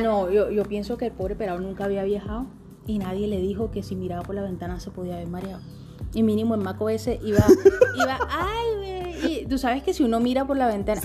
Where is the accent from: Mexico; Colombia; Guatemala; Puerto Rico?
Colombia; Magdalena; also born or lived in Mompox, Bolívar; yo soy del Pital Magdalena